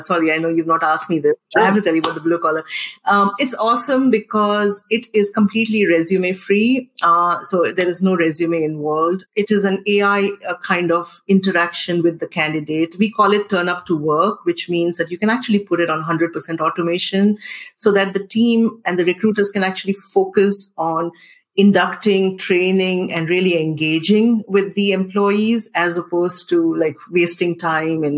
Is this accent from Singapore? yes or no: yes; Singapore; I am a Singaporean